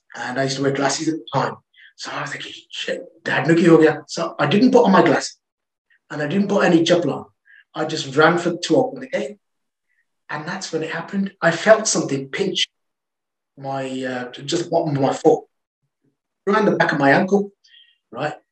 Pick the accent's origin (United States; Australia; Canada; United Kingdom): United Kingdom; England; I'm from England